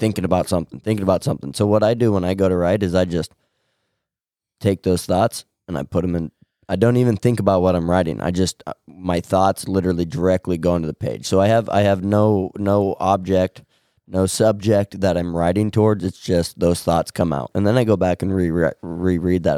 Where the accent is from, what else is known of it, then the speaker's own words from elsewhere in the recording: Winside, Nebraska, United States; I'm from Winside, Nebraska